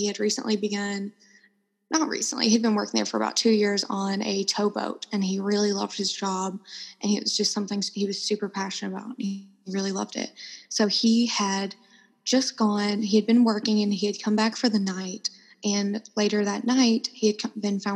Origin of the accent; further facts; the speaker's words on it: Alabama, United States; moved away; I am from Alabama